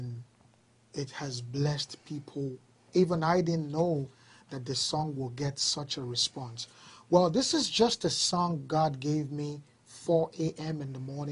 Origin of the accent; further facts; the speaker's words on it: Nigeria; moved away as an adult; now in Canada; I've lived in Nigeria, Africa, pretty much all my life